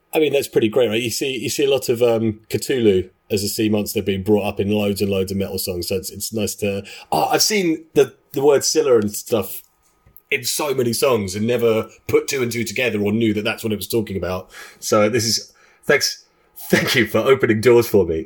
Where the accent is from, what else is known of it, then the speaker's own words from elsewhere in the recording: London, United Kingdom; we are three guys from London. We uh, have grown up together